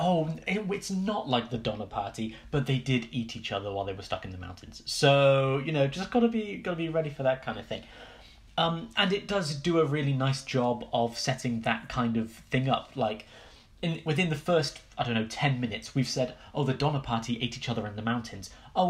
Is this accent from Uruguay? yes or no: no; United Kingdom; as a British person